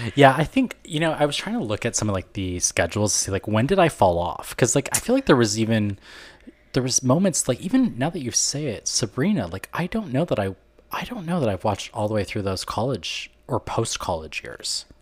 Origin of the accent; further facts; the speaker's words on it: Canada; I'm from Canada